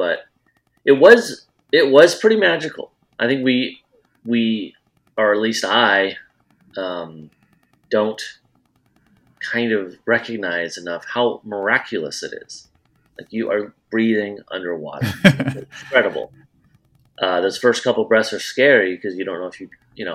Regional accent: Iowa, United States; moved away as an adult; also born or lived in Wilmington, North Carolina; I grew up in Iowa.

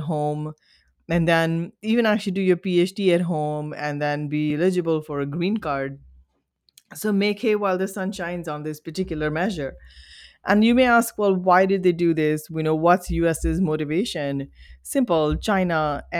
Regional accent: India; And as an Indian national, and again, I speak this, you know, the lines are longer.

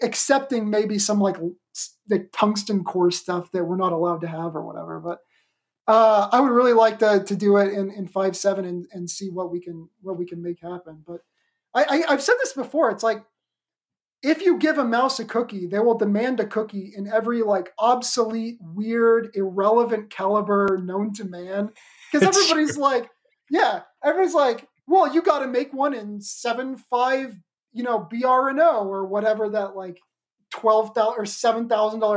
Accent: Oklahoma, United States; my home state, the freedom-loving Oklahoma

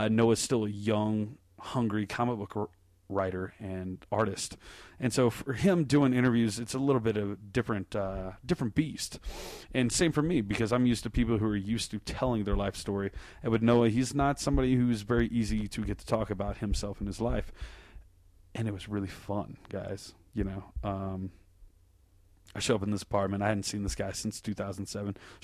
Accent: Colorado Springs, Colorado, United States; I was from Colorado Springs and that I could bring it back to the hometown of Ted Haggard and Focus on the Family and all that, you know, uptight religious bullshit that surrounds me here in my home

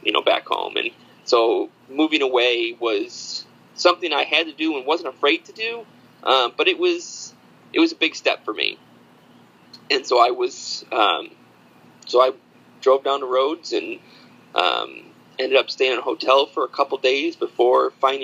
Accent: upstate New York, United States; born or raised there; moved away as an adult; also born or lived in Alfred, New York; now in Salem, United States

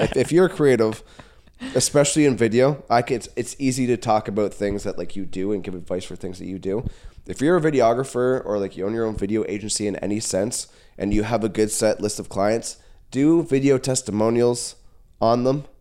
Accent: Caledon, Ontario, Canada; I was born and raised in Caledon

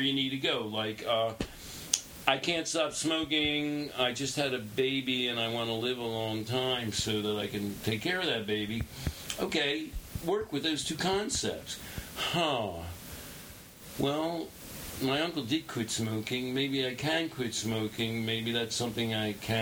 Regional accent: Philadelphia, Pennsylvania, United States; now in Brooklyn, United States; I grew up in Philadelphia

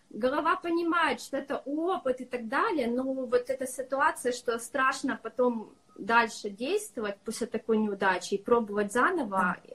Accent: Kyiv, Ukraine; А я из Киева.

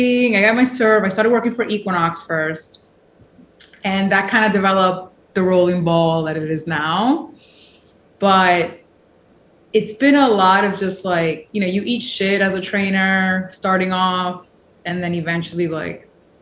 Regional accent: New York City, New York, United States; I'm born and raised in New York. And like, I think you've heard this, like, I was raised in the projects of New York City

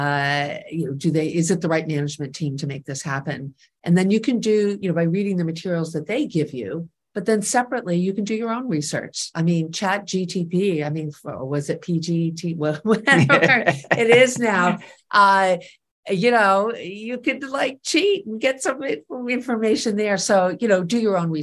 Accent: New York City, New York, United States; I grew up here in New York City

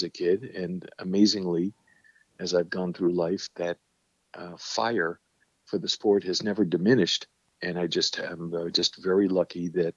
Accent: New York City, New York, United States; as a kid growing up in the Bronx

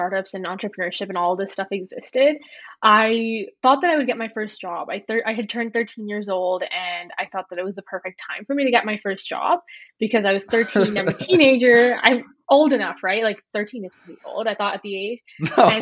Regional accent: Edmonton, Alberta, Canada; also born or lived in Ontario; I was born in Ontario, and then we moved to Alberta when I was pretty young. So I've grown up in Edmonton.

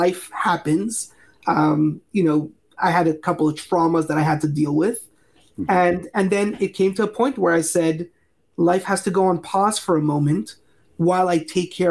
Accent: Montreal, Quebec, Canada; also born or lived in California; now in Asheville, United States; So I'm originally from Montreal, Canada, and I lived in California for just about a decade or so.

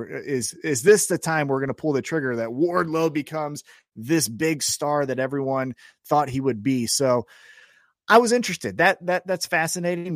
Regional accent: Kansas City, United States; I'm from Kansas City

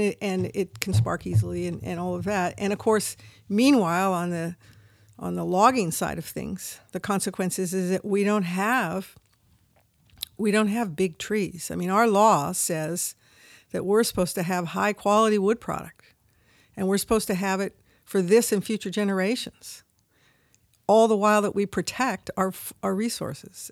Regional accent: Humboldt, California, United States; also born or lived in San Francisco; although I was born in San Francisco, Francisco as a, you know, third generation, I grew up in Humboldt

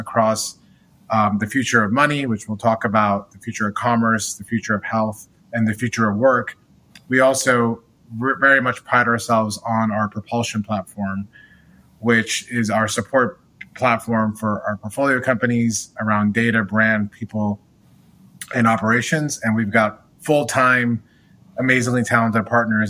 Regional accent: Michigan, United States; moved away as an adult; now in New York, United States; I grew up in the Midwest in Michigan

